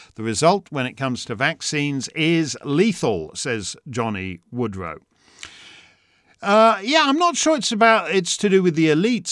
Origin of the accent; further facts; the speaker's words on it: Canada; now in United States; as a Canadian